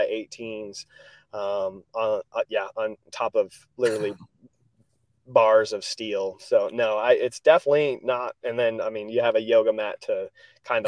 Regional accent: Rudd, Iowa, United States; moved away as an adult; also born or lived in Mason City, Iowa / New York / Orange County, California / Kissimmee, Florida; I grew up in Rudd, Iowa

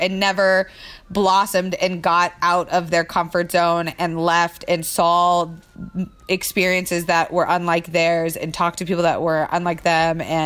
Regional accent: Florida, United States; now in Los Angeles, United States; growing up in Florida

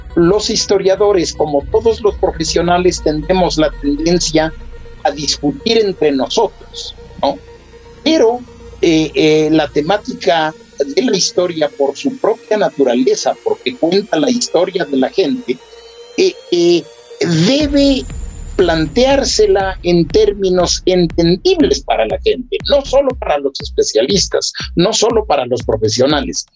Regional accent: Ecuador; todos somos ecuatorianos

